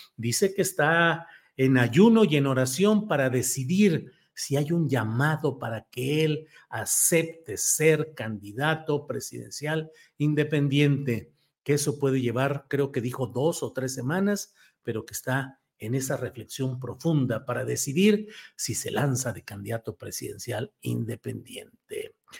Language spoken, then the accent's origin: Spanish; Torreón, Coahuila, Mexico; yo que soy de Torreón, Coahuila